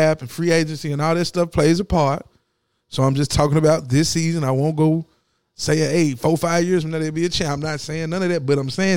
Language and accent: English; Southwest Tennessee, United States; I'm from Southwest Tennessee.